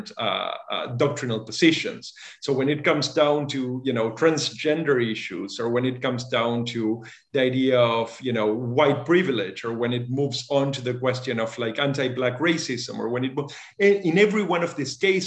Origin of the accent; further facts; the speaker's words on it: Argentina; moved away as an adult; also born or lived in Massachusetts, United States / France / Germany / New York, United States; I was born and raised in Argentina, and when I was 18, I moved to the U.S. to study